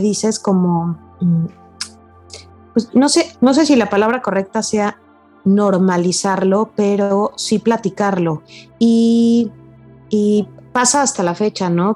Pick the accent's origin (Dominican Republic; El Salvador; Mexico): Mexico; nos afecta mucho como, como mexicanos